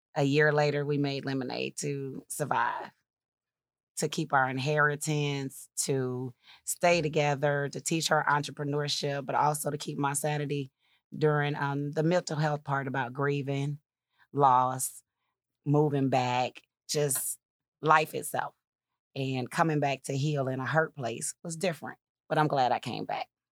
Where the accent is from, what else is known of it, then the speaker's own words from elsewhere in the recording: Kankakee, Illinois, United States; moved away as an adult; also born or lived in Atlanta; I grew up in Kankakee. I am a native